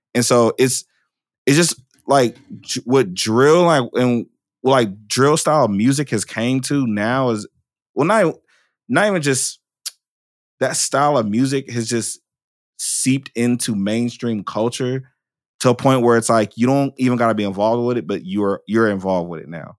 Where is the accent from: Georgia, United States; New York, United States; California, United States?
California, United States; Oakland; I'm from Oakland, right? And I could have been any statistic that came out of Oakland